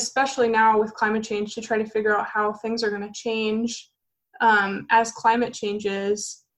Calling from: Boston, Massachusetts, United States; also born or lived in Windsor, Connecticut; I'm 27 and I'm calling in from Windsor, Connecticut right now, but normally based out of Boston, Mass.

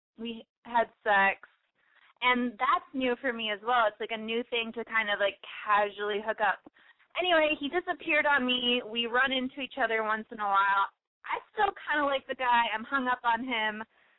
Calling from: Chicago, Illinois, United States; I'm 24, and I am calling from Chicago with a boy problem.

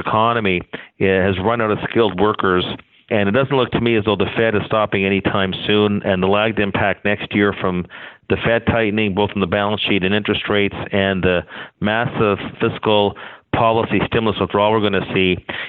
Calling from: Toronto, Ontario, Canada; calling you from downtown Toronto at the moment.

